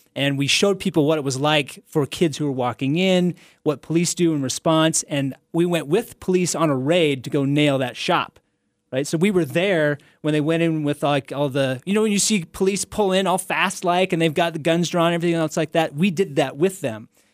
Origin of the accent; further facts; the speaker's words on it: Salt Lake City, Utah, United States; this is where I'm from. This is my hometown